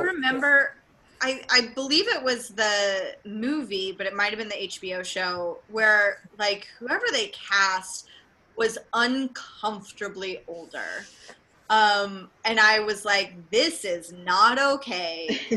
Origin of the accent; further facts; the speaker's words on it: Tennessee, United States; I'm also from Tennessee, um, which is abstinence only